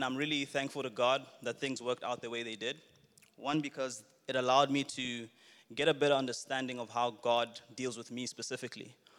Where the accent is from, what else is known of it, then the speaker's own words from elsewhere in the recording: Botswana; moved away as an adult; now in Johannesburg, South Africa; Originally, I'm Zambian, born and raised in Botswana, and then I moved to Johannesburg, to South Africa for studies and eventually for work